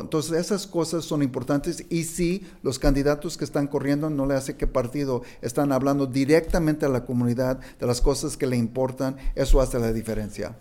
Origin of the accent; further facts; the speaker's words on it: Kansas City, Missouri, United States; now in California, United States; Yo nací en Kansas City, Missouri, no hay tantos hispanos